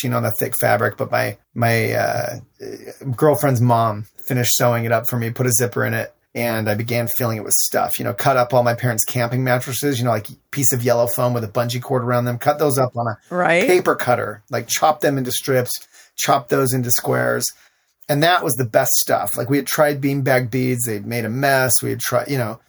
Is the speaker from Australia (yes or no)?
no; Salt Lake City, Utah, United States; growing up in Salt Lake City, Utah